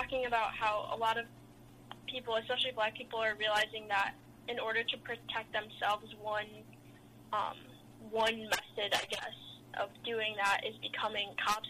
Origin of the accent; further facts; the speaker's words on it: Evanston, Illinois, United States; I was born in Evanston, Illinois, which is where Northwestern is. Okay. And I've been in Illinois my whole life.